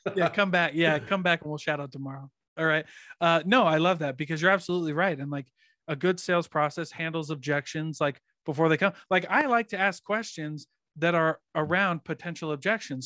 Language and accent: English; Iowa, United States; I grew up in Iowa